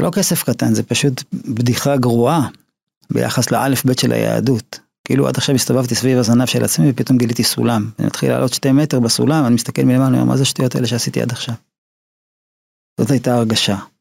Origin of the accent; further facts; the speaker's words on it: Ramat Gan, Tel Aviv District, Israel; also born or lived in Haifa; למדתי בבתי ספר אה, תיכוניים כמו בליך, רמת חן, רמת גן, גבעתיים